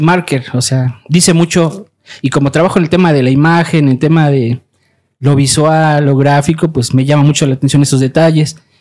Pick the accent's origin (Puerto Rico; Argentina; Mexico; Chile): Mexico; como mexicanos